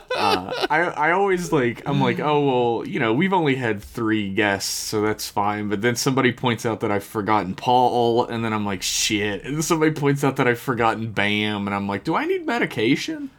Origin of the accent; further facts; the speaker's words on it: United States; I am an American